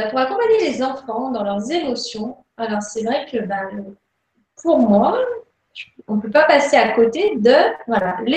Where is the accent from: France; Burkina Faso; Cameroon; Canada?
France; Lyon, Auvergne-Rhône-Alpes; donc je suis de Lyon.